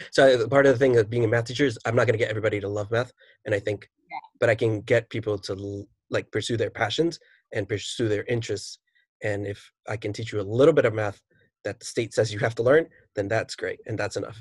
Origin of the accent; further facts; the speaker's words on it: New York City, New York, United States; I am a teacher from New York City